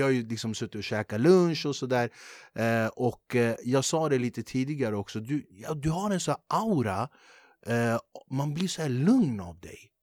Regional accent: Flemingsberg, Stockholm County, Sweden; jag är från Flemingsberg

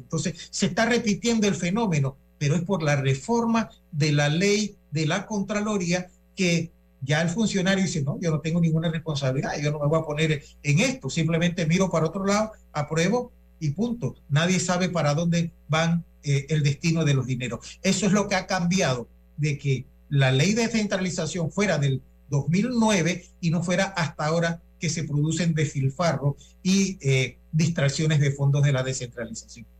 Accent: Panama; nosotros como panameños

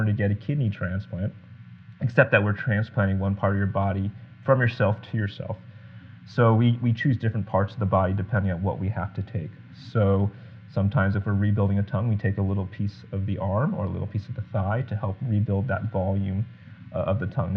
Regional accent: Guam; moved away; growing up in Guam.

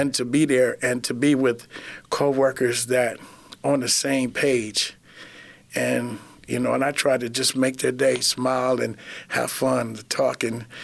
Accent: Flint, Michigan, United States; I was born and raised in Flint, Michigan

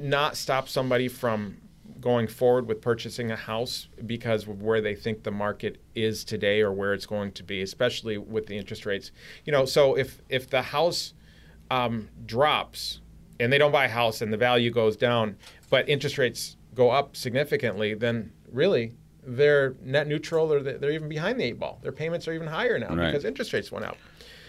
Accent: Michigan, United States; born there; I was born in Michigan, but I can definitely appreciate having people fight for our safety.

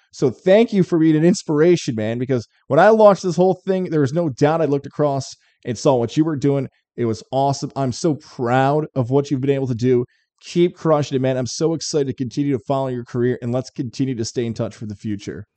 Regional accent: Syracuse, New York, United States; I grew up in Syracuse

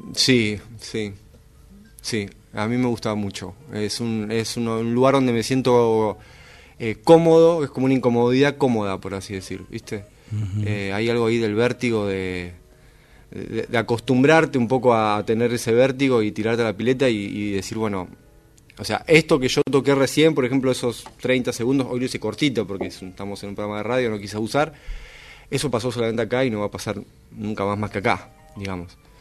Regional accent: Buenos Aires, Argentina; nací en Buenos Aires, nací en Constitución, viví ahí en, San Cristóbal, Constitución, hasta los 10, 11 años que nos mudamos luego para, para Boedo

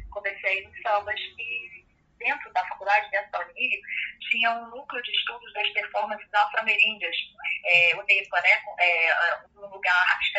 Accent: Rio de Janeiro, Brazil; que a gente é daqui do Rio, né, só para situar as pessoas, eu, eu moro aqui no Rio de Janeiro

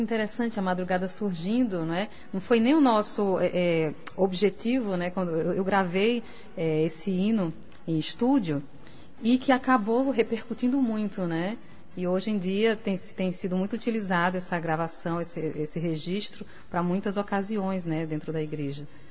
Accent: Natal, Rio Grande do Norte, Brazil; moved away as an adult; also born or lived in Paris; quando eu saí de Natal pra Paris, né, foi uma loucura, porque eu nunca tinha morado fora

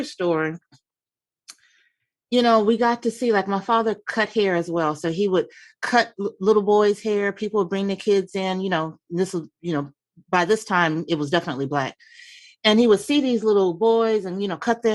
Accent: Chicago, Illinois, United States; moved away; I was born and raised in Chicago, Southside

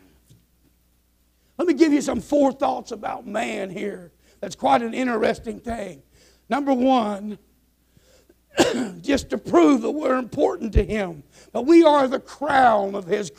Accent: Nebraska and Kansas, Midwest, United States; now in Arkansas, United States; I'm from the Midwestern prairie land, Nebraska and Kansas

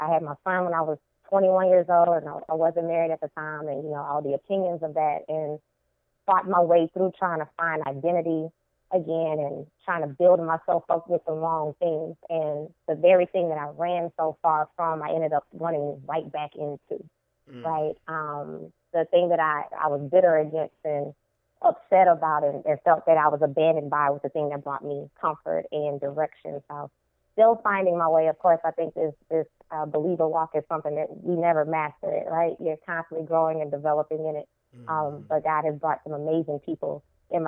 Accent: Baton Rouge, Louisiana, United States; I'm from Baton Rouge, Louisiana, born and raised from the deep South girl, country girl from my heart.

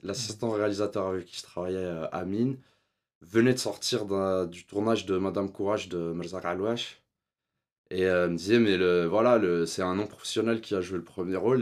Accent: Switzerland; J'ai grandi en Suisse. On y allait euh, chaque année en Algérie pour les vacances voir la famille

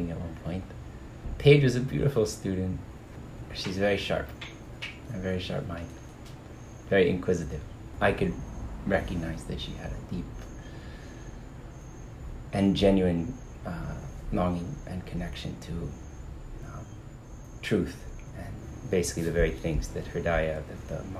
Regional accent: just outside of Boston, Massachusetts, United States; I grew up in the States. I grew up in Massachusetts, like just outside of Boston

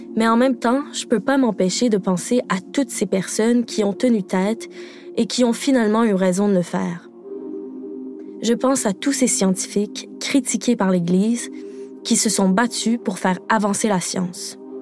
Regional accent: Quebec, Canada; je suis québécoise

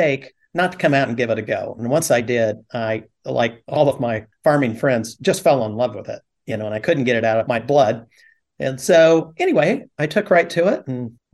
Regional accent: Fresno, California, United States; also born or lived in Huron, California; I was born and raised in Fresno

